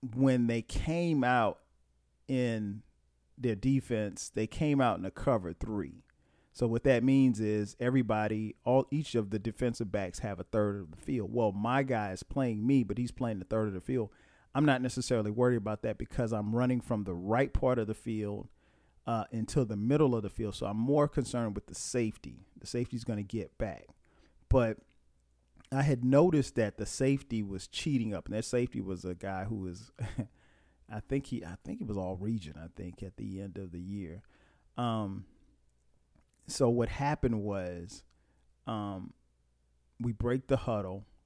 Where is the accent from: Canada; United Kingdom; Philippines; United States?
United States; Florence, South Carolina; I'm from Florence.